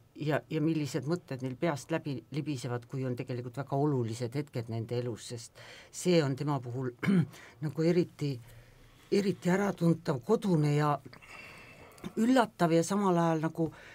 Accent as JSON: {"language": "Estonian", "town": "Pärnu", "region": "Pärnu County", "country": "Estonia", "tie": "born or raised there", "said": "mina olen Pärnus sündinud ja kasvanud Pärnu lähedal mere ääres"}